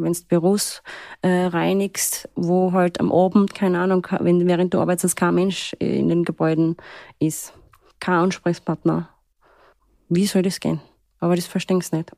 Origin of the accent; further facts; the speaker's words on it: Upper Austria, Austria; first language Turkish; German is a second language; moved away as an adult; now in Graz, Austria; Ich bin in Oberösterreich aufgewachsen, völlig in der Pampa